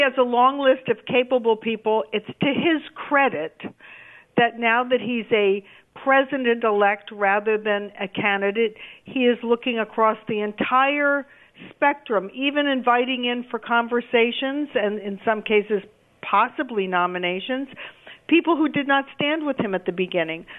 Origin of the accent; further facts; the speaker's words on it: New York City, New York, United States; as a New Yorker